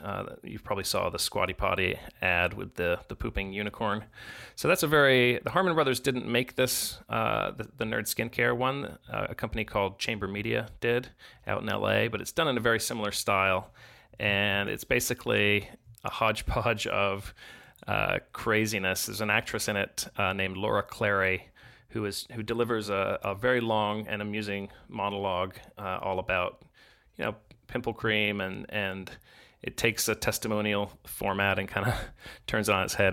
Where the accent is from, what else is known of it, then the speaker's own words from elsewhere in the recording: Chicago, Illinois, United States; I grew up in Chicago